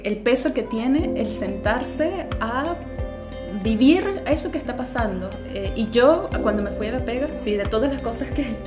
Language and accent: Spanish; Venezuela; moved away; mi pasaporte como venezolana